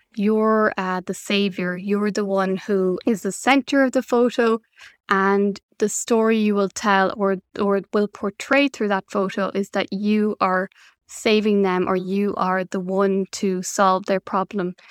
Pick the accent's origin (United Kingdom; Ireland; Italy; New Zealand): Ireland; now in Belgium; my home country is on an island in Ireland, and it's really important for me to visit my family from Belgium